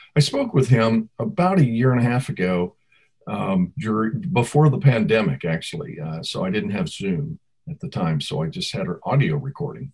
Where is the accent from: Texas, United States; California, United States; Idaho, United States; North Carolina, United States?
California, United States; San Francisco; I'm from the West, I'm San Francisco back in the hippie days